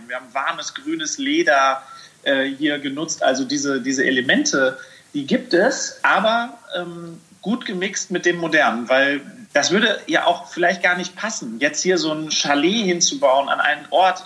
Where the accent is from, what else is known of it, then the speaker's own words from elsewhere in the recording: Sauerland, North Rhine-Westphalia, Germany; moved away; ich komme ja wirklich vom Land. Ich komme aus dem Sauerland. Ich bin es gewöhnt, dass ich äh, halt irgendwie mit dem Trecker durch den Garten fahren